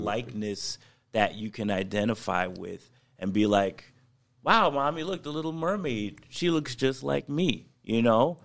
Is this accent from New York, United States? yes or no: yes; New York, United States; I'm a New Yorker to, to the core